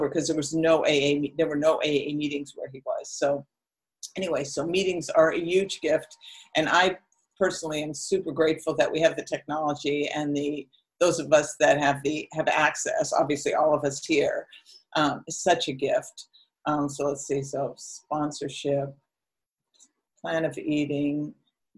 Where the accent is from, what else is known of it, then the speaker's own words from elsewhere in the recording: Oakland, California, United States; moved away as an adult; also born or lived in Las Vegas; I'm from the Bay Area. I lived 90% of my life. Until I was 50, I lived in Oakland